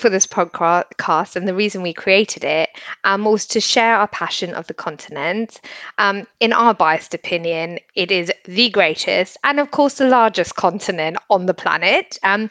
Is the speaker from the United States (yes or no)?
no; Botswana; now in United Kingdom; I grew up in Botswana and was so lucky to have done that. when I moved here in 2000, actually, to the UK